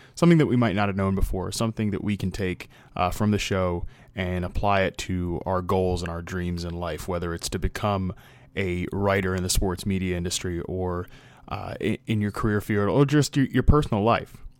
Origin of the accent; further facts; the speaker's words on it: Virginia, United States; moved away as an adult; now in Los Angeles, United States; I came from the East Coast and, you know, living in Virginia my entire life to take this job with N F L Network in Los Angeles